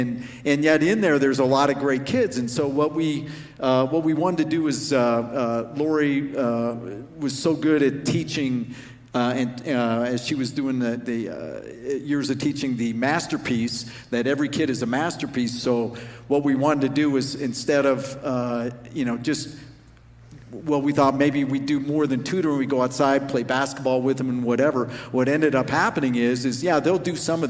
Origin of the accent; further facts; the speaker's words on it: Arvada, Colorado, United States; We grew up in Arvada